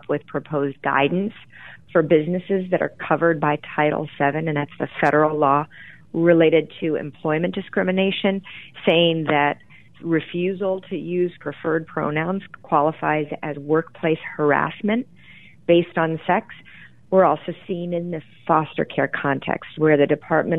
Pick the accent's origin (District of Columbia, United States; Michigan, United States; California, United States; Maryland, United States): Michigan, United States; Grand Rapids; where I grew up in Grand Rapids, Michigan